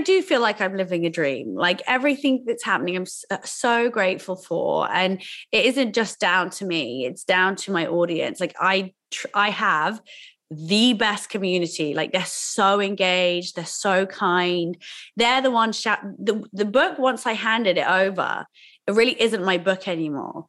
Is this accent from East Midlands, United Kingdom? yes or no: no; Oxford, South East England, United Kingdom; I grew up in school in Oxford